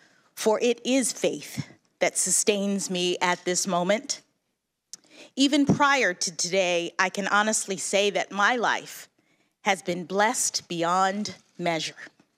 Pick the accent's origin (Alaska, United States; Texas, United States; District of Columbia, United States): District of Columbia, United States; Washington; born or raised there